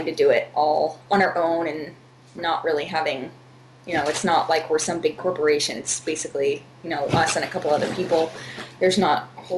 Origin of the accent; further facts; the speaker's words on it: Fresno, California, United States; moved away as an adult; now in Los Angeles, United States; I'm from Central California. I'm from, like, Fresno area.